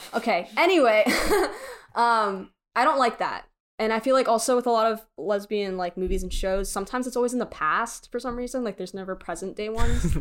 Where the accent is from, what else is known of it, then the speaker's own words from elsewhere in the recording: Frisco, Texas, United States; I grew up in Frisco